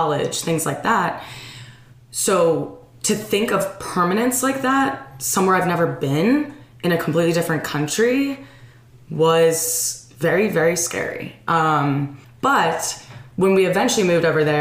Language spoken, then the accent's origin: English; Virginia, United States; also born or lived in Liverpool, England; I grew up in Virginia. I was born in Virginia